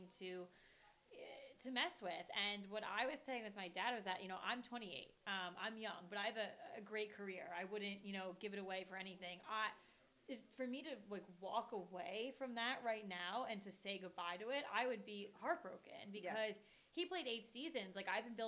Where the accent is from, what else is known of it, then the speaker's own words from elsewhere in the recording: New Jersey, United States; we're from New Jersey